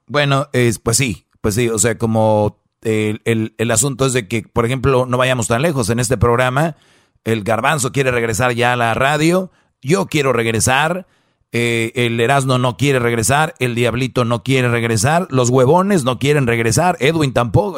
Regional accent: San Nicolás de los Garza, Nuevo León, Mexico; yo soy de allá de San Nicolás de los Garza

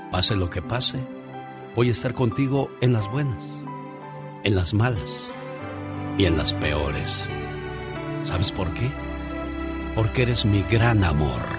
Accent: Tomatlán, Puebla, Mexico; moved away; Un día salí de Tomatlán, Puebla, pero Tomatlán, Puebla nunca

